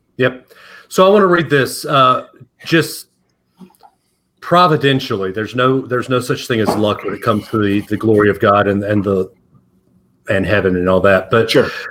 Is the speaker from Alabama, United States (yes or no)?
yes; Alabama, United States; growing up in the South, you know, you and I both grew up in Alabama.